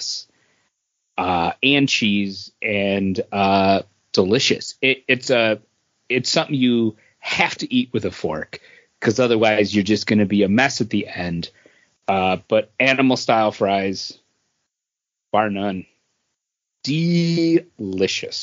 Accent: Boston, New York, United States; I grew up in Boston, New York

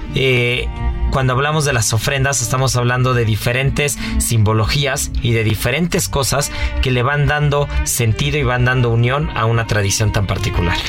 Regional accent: Mexico; nos define como mexicanos

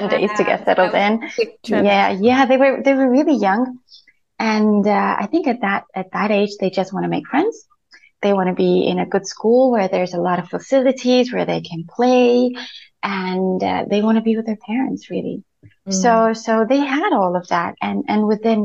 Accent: Spain; first language Spanish; English is a second language; moved away as an adult; also born or lived in United Kingdom / Madrid / Barcelona; now in United Arab Emirates; born and brought up in Spain

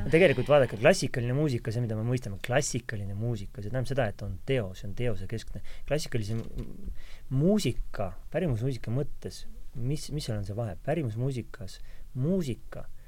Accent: Tallinn, Harju County, Estonia; moved away as an adult; also born or lived in London / Paris; mina olen küll tallinlane täitsa, ma olen, olin ju siiski kümme aastat välismaal

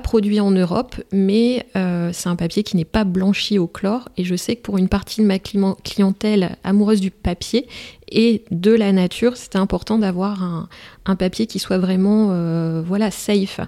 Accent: Merville, Hauts-de-France, France; je suis originaire d'une commune des Flandres

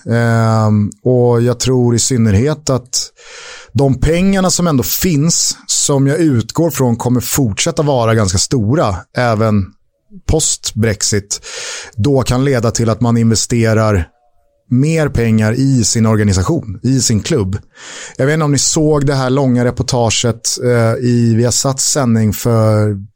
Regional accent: Täby, Stockholm County, Sweden; jag kommer från Täby.

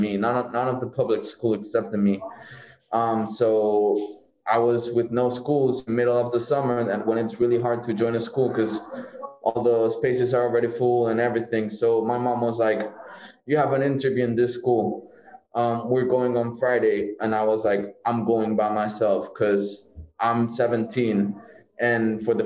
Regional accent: Barcelona, Catalonia, Spain; I was born and raised in Barcelona

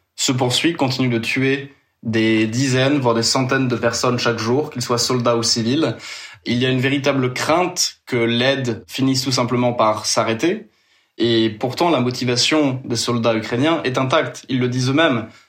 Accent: France; moi en tant que Français

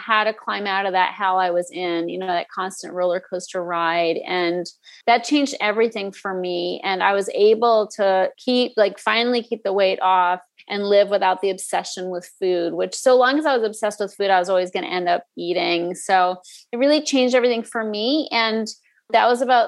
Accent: Northeast, United States; I grew up in the Northeast

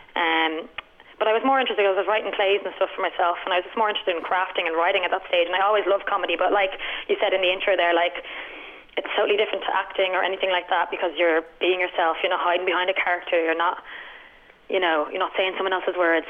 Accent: Dublin, Leinster, Ireland; moved away as an adult; also born or lived in Howth / Vancouver; I'm born and raised in Dublin.

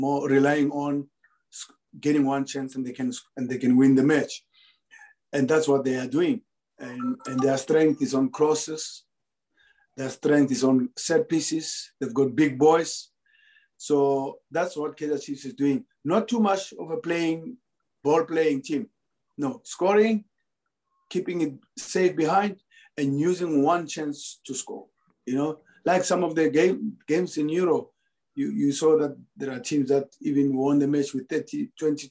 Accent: South Africa; moved away as an adult; now in Egypt; my home country

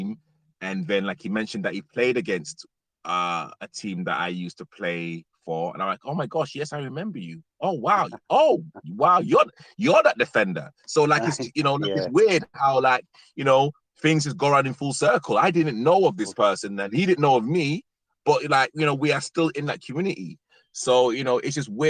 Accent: Leeds, Yorkshire and the Humber, United Kingdom; moved away as an adult; now in London, United Kingdom; Leeds is literally my hometown. I literally love Leeds. I'm a northerner.

